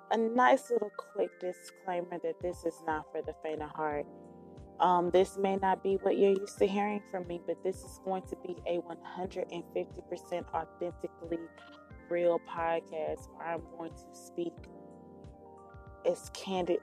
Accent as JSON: {"language": "English", "town": "Dallas", "region": "Texas", "country": "United States", "tie": "born or raised there", "said": "Born and raised in Dallas, Texas, 27 years old, Gemini."}